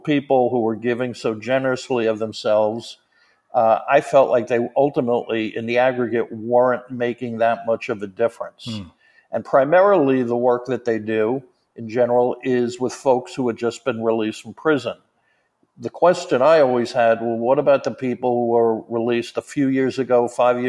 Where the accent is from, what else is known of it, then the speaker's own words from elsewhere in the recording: New York, United States; also born or lived in South Florida; I'm from New York